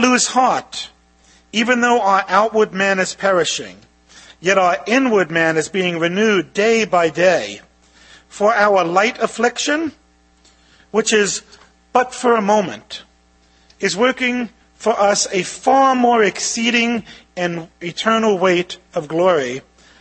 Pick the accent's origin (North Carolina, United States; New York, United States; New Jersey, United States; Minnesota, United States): New York, United States; New York City; I grew up in Brooklyn with an Italian mom who grew up in a Jewish neighborhood